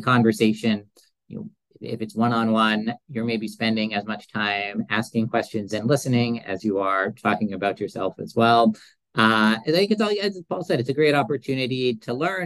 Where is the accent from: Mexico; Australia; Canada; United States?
Canada; Edmonton, Alberta; being from Edmonton